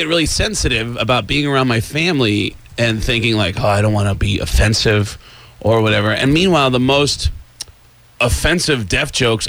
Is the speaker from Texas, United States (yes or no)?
no; Mount Vernon, New York, United States; I grew up in the Bronx, in Mount Vernon, right next